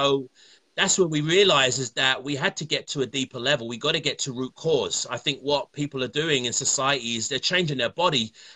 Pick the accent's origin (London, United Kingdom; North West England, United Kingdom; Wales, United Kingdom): London, United Kingdom; now in Ontario, Canada; I'm from London, England, as you can probably tell from the accent, and I live in Canada, Ontario.